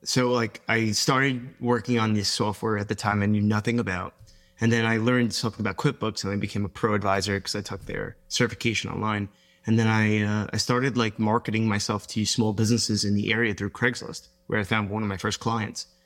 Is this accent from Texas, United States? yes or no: no; Long Island, New York, United States; I grew up in Long Island, New York